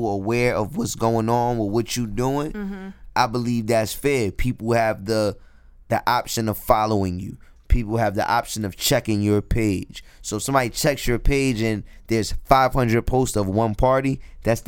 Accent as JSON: {"language": "English", "town": "Jersey City", "region": "New Jersey", "country": "United States", "said": "I ride around the hood. I'm from Jersey City. I ride around my hood"}